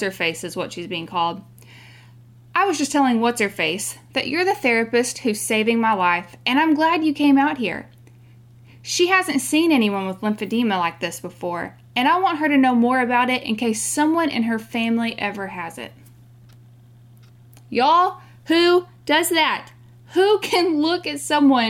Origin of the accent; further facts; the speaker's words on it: Texas, United States; We're from Texas